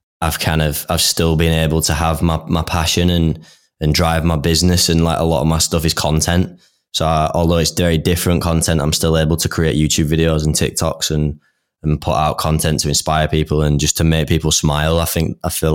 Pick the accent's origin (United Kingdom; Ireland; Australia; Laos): United Kingdom; Leeds, Yorkshire and the Humber; we're both from Leeds.